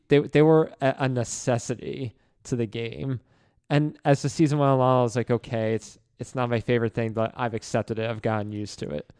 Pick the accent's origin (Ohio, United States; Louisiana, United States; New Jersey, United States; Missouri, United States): New Jersey, United States; moved away; growing up in Jersey and growing up in the New York area